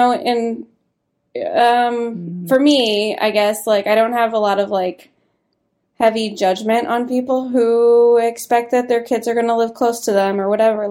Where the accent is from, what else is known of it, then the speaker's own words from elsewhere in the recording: Iowa, United States; moved away as an adult; also born or lived in Nebraska; now in Washington, United States; I was born in Nebraska. And then my parents got divorced when I was five, and we moved to Iowa when my mom got remarried. So grew up in like a very conservative pocket.